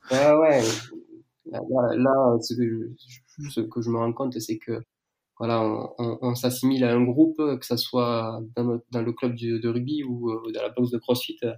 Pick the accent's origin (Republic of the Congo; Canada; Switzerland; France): France; south of France; accent: southern French; je, j'ai 28 ans, je viens du sud de la France, je pense que ça, ça, s'entend euh, euh, au son de ma voix.